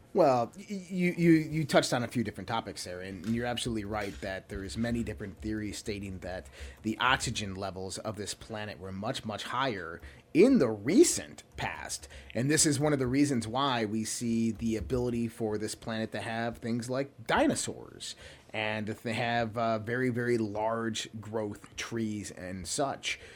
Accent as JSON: {"language": "English", "country": "United States", "said": "American citizens"}